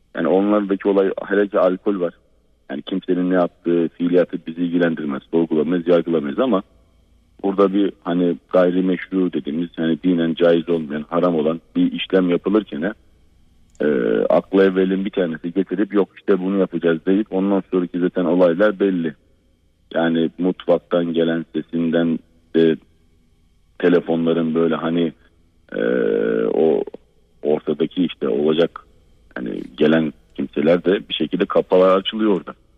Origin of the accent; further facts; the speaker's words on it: Black Sea Region, Turkey; bizim Karadeniz'de